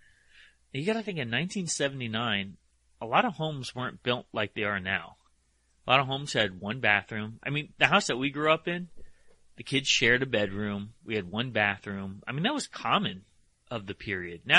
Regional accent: Connecticut, United States; I grew up in Connecticut. We had basements in Connecticut

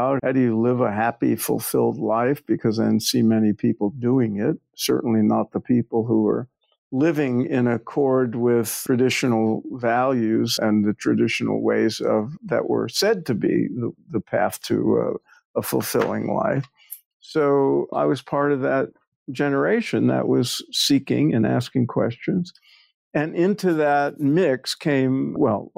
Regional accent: New York City, New York, United States; I grew up in New York, in Brooklyn, before it was fashionable

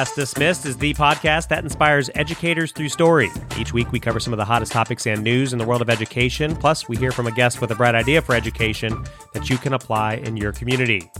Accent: Northern Virginia, United States; now in Mississippi, United States; where I grew up in Northern Virginia

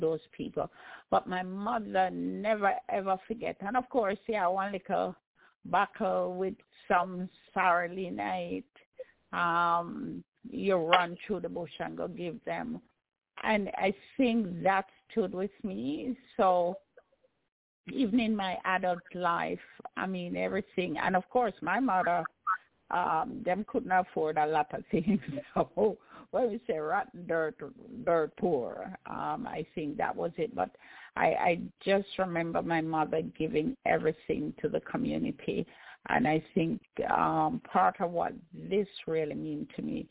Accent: Jamaica; growing up in Jamaica was wonderful

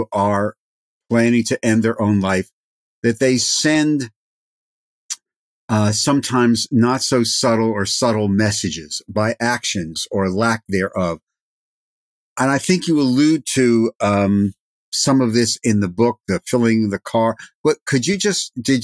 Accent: New Jersey, United States; I'm from New Jersey

